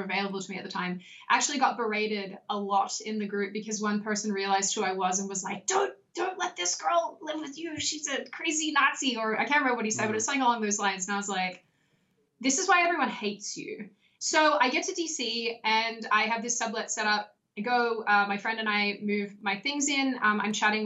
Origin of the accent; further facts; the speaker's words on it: Australia; accent: Australian; now in United States; Apparently it becomes stronger when I'm talking to other Australians